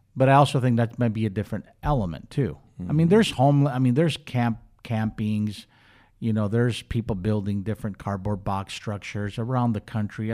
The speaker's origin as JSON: {"language": "English", "town": "Minneapolis", "region": "Minnesota", "country": "United States", "tie": "born or raised there", "also_born_or_lived": "Charlotte, North Carolina", "moved": "as an adult", "lives_now": "Bakersfield, United States", "said": "I grew up in Minneapolis, went to school in Minneapolis"}